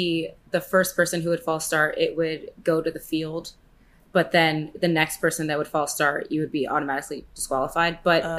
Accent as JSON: {"language": "English", "region": "West Coast", "country": "United States", "said": "But I'm from the West Coast."}